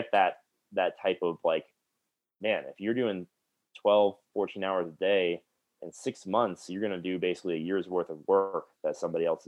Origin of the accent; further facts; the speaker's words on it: South Florida, United States; moved away; I'm from South Florida, so I do occasionally go home and see my family